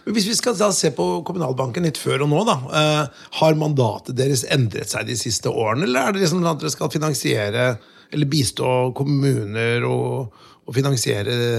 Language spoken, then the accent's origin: Norwegian; Notodden, Vestfold og Telemark, Norway; jeg kommer fra, fra Notodden